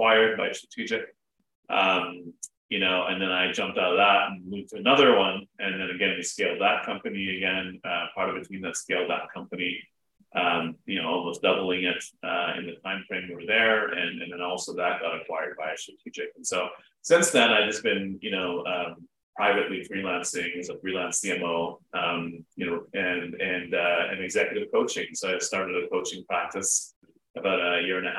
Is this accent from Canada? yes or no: yes; Toronto, Ontario, Canada; moved away as an adult; also born or lived in United States; I'm a Canadian, based out of Toronto. Born, raised here, but spent a bunch of time in the States